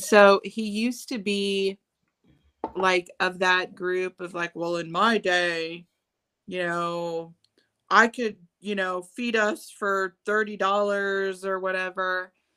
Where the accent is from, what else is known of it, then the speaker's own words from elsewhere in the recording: Chicago, Illinois, United States; moved away as an adult; now in California, United States; I grew up in Chicago, and it's a totally different culture there